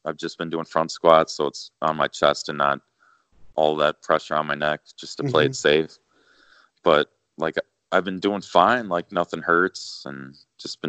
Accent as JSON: {"language": "English", "town": "Elkhorn", "region": "Wisconsin", "country": "United States", "tie": "born or raised there"}